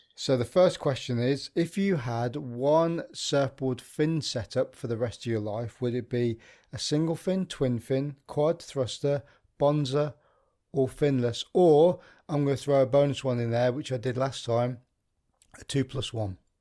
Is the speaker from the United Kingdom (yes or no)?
yes; Midlands, United Kingdom; moved away; I'm from the Midlands originally